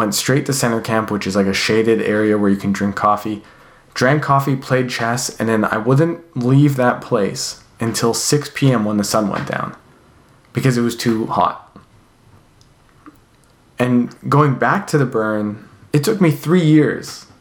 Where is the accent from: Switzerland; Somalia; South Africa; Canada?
Canada; now in California, United States; I grew up in Canada